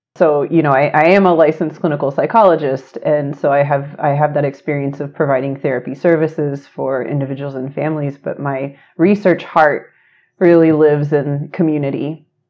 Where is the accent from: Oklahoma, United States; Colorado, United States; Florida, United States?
Oklahoma, United States; Choctaw; moved away as an adult; now in Chicago, United States; I grew up in Choctaw, Oklahoma